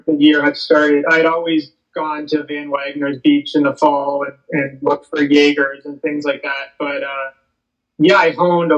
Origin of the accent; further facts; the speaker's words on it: Guelph, Ontario, Canada; I am living in Guelph, Ontario. I'm actually born and raised in Guelph